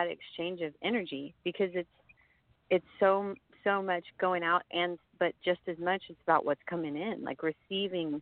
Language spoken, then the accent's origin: English; Houston, Texas, United States; now in Austin, United States; I grew up in Houston